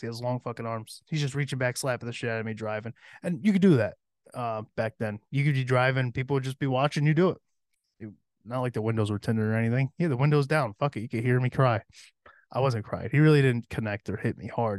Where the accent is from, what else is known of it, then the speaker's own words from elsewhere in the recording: Cohoes, New York, United States; also born or lived in Averill Park (Berg), New York; growing up in Cahoes